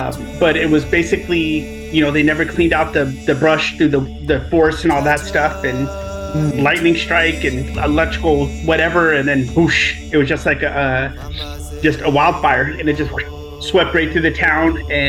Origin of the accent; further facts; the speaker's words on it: Paradise, California, United States; I grew up as a military brat, but primarily grew up in a little small town that's only recently, well, not recently, a couple years ago hit the news big time. It's a place called Paradise, California.